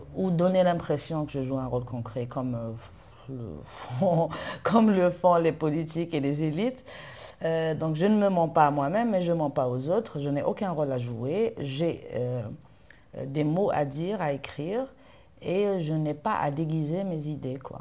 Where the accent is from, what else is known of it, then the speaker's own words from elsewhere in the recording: Algiers, Algiers Province, Algeria; je suis née à Alger, j'ai grandi à Alger, dans un quartier populaire, 1er euh, mai